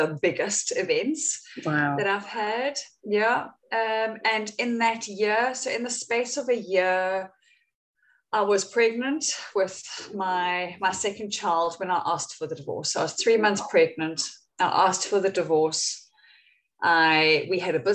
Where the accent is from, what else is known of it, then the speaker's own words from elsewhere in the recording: Windhoek, Khomas, Namibia; moved away as an adult; also born or lived in Cape Town, South Africa; I was born in Cape Town, even though I grew up in Namibia